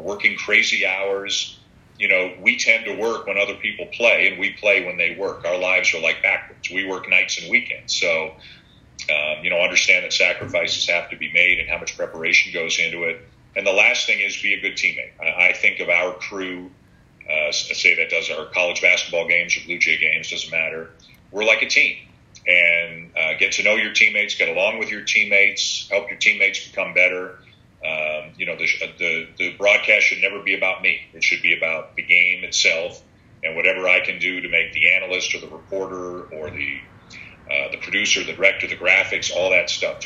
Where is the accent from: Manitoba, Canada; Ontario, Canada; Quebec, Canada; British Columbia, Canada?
Ontario, Canada; Toronto; moved away; I'm born and raised in Toronto